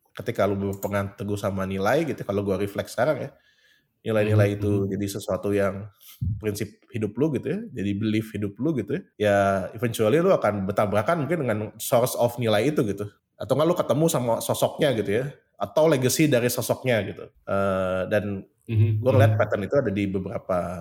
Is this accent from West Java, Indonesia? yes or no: yes; Bandung, West Java, Indonesia; gue tuh dibesarkan di Bandung ya karena memang asli Bandung itu lahir di Bandung.